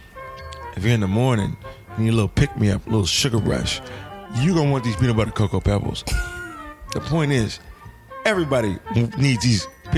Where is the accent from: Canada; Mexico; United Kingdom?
United Kingdom; I'm British, and we all know British do better acting than Americans.